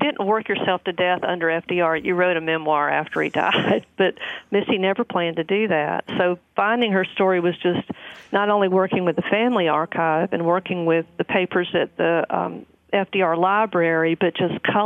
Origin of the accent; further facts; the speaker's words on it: the South, United States; I'm from the South